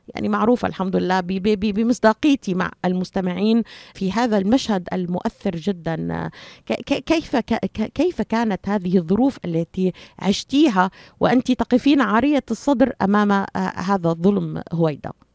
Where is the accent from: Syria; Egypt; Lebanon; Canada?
Syria; now in United States; انا سوريه وانا اعرف تماما ما ما ما, ما يجري في في وطني